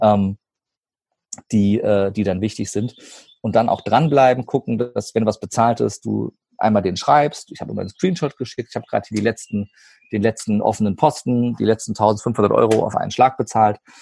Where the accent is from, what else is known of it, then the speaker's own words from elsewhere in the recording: Rhine-Main area, Germany; Rhein-Main-Gebiet zum Beispiel, das ist meine Heimat